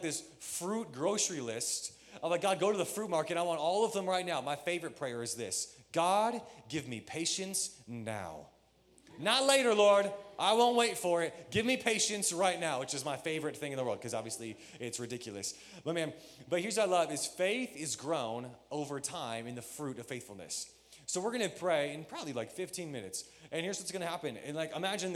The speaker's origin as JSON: {"language": "English", "region": "Michigan", "country": "United States", "tie": "born or raised there", "said": "When I grew up, I grew up in Michigan"}